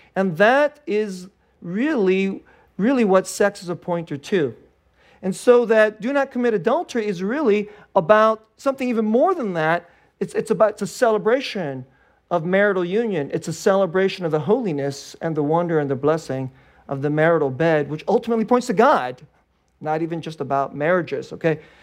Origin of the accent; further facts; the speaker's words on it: Bay Area, California, United States; I grew up here in the Bay Area